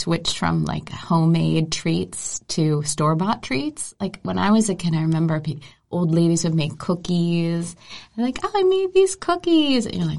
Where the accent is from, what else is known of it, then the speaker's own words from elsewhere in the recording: outside of Philadelphia, Pennsylvania, United States; moved away as an adult; also born or lived in New York / Northern Italy; now in Denmark; I'm from the United States, from the East Coast. I was born outside of Philadelphia and then moved to New York after college.